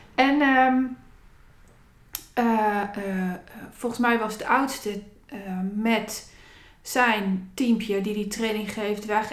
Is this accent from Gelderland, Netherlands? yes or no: yes; Zutphen, Gelderland, Netherlands; de wijken waar ik ben opgegroeid. Daar was groot dromen ja, niet. Eh, het was geen dagelijks kost. En ehm, eh, mensen die in deze wijk opgroeiden, wijken. Ik heb alle achterstandswijken van Zutphen gehad